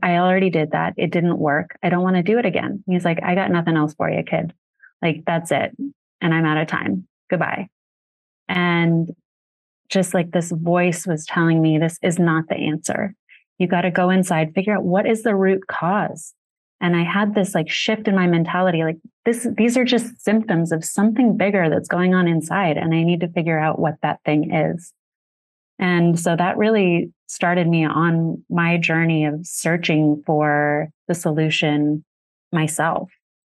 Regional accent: Sedona, Arizona, United States; growing up in Sedona

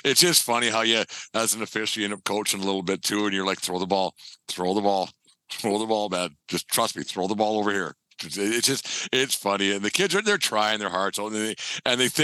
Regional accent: Fort Macleod, Alberta, Canada; where I grew up in Fort McLeod, the Little League Park was right across the street from my mom's house

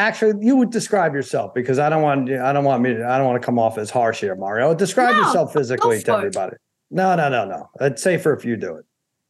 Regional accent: New York City, New York, United States; Yes, I was born in Brooklyn.

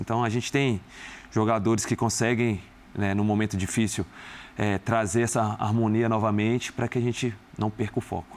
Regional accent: Minas Gerais, Brazil; moved away as an adult; now in São Paulo, Brazil; como um bom mineiro

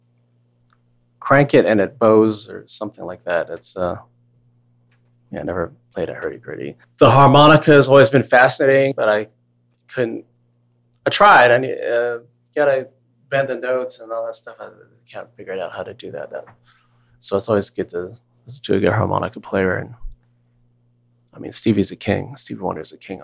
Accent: Virginia, United States; Asian American guy from United States growing up in Virginia

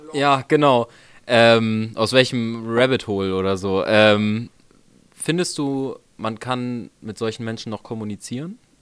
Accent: Hamburg, Germany; als Hamburger

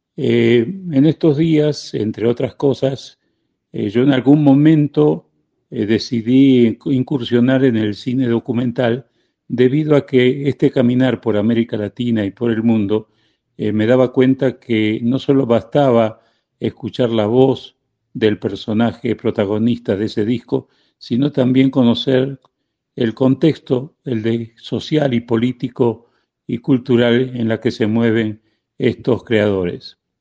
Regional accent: Argentina; moved away as an adult; also born or lived in Spain; now in Mexico; nací en España, me crié en la Argentina y vivo en México desde el año 79

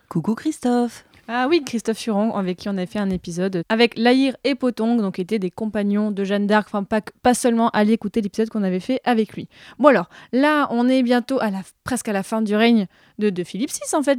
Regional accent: Marseille, Provence-Alpes-Côte d'Azur, France; là d'où je viens à Marseille

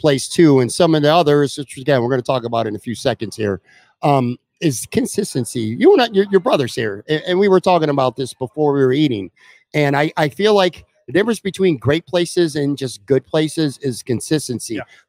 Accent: Buffalo, New York, United States; When I grew up in Buffalo

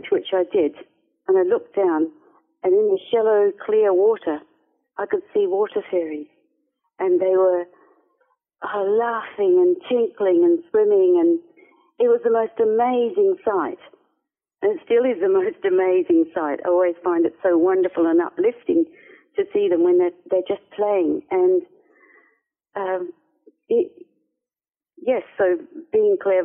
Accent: Perth, Western Australia, Australia; I lived on the outskirts of a city called Perth. Grew up by the river in Perth, actually, and spent a lot of my childhood playing in the bush

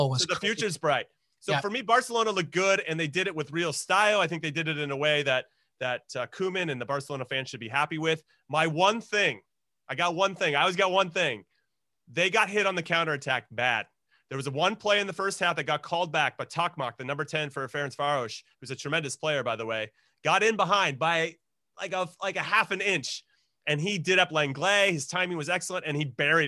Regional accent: United States; as an American

